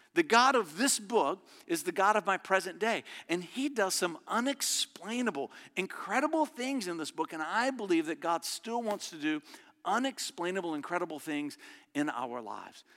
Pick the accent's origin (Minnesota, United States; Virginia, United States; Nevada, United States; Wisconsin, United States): Virginia, United States; Verona; It's a little community I grew up in just outside of Richmond